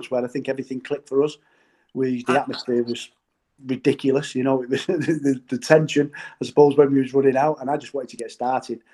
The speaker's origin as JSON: {"language": "English", "town": "Manchester", "region": "North West England", "country": "United Kingdom", "tie": "born or raised there", "said": "I'm from Blakely"}